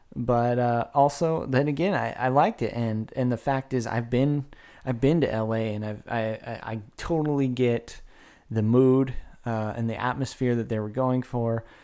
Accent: Woodland, California, United States; I grew up in Woodland

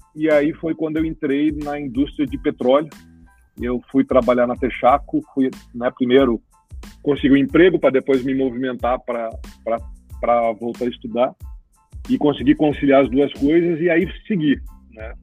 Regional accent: Cruz Alta, Rio Grande do Sul, Brazil; accent: gaúcho; also born or lived in Porto Alegre; sou natural de Cruz Alta, né, gaúcho

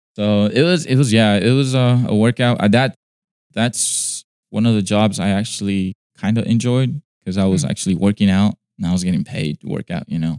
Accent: Inglewood, California, United States; I was born in California in uh, the city of Inglewood in LA County

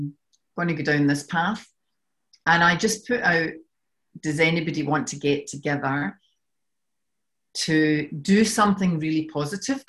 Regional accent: Scotland, United Kingdom; accent: Scottish; moved away as an adult; now in Australia; you can tell from my accent that I'm from Scotland. I've been in Australia for 12 years and no matter what I do, I can't seem to shift this accent.

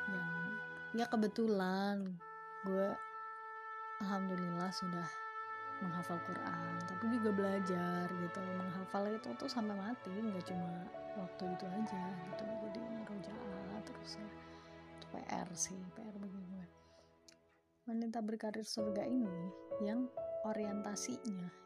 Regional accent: Semarang, Central Java, Indonesia; beliau juga sama kayak gue juga asalnya dari Semarang

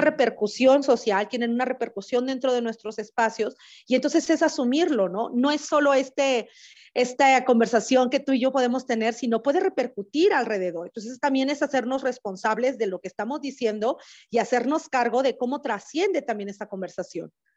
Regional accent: Oaxaca, Mexico; moved away; zapoteca originaria de la ciudad de Oaxaca

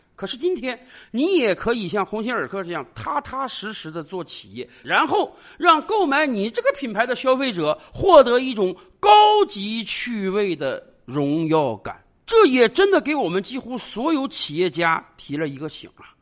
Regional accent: China; 对于一个普通中国人来讲，我们在日常生活中都会不自觉地跟别人讲

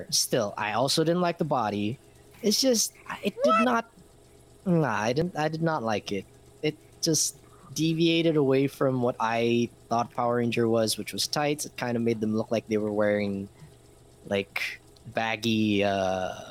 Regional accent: Scotland, United Kingdom; I'm Scottish. I'm Scottish. I don't need anything. I, am Scottish.

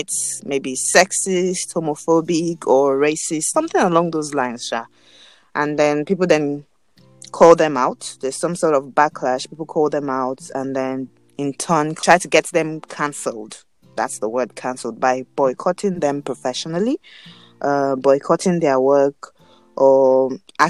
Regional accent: Nigeria

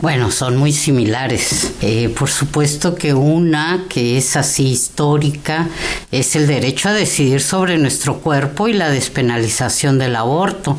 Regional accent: Mexico City, Mexico; moved away as an adult; also born or lived in Xalapa, Veracruz, Mexico; now in Oaxaca, Mexico; yo soy chilanga

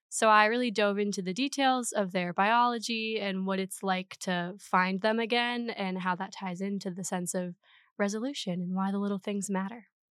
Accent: Minnesota, United States; moved away as an adult; now in Madison, United States; I'm originally from Minnesota in a little nature town.

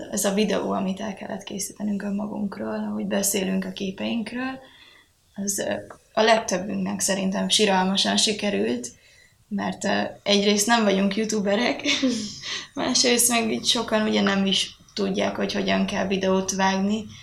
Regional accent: Győr, Győr-Moson-Sopron, Hungary; moved away; én is így Győrből jöttem

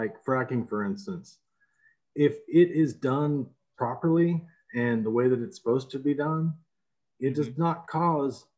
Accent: Texas, United States; being a Texan

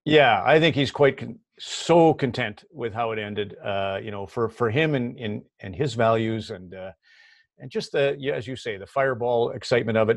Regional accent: Red Deer, Alberta, Canada; moved away; I grew up, I grew up in Red Deer

